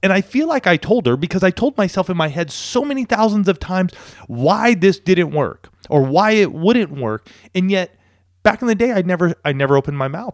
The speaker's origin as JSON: {"language": "English", "town": "Banning", "region": "California", "country": "United States", "tie": "born or raised there", "moved": "as an adult", "lives_now": "San Diego, United States", "said": "I grew up in a place called Banning"}